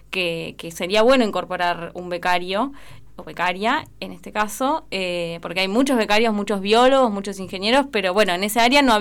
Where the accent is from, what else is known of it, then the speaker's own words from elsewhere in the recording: Patagonia, Argentina; also born or lived in La Plata; yo soy de Patagonia, aunque no fuera excluyente. Eh, además, 10 años viviendo en La Plata, soy un poco platense también, ya no sé, un poco.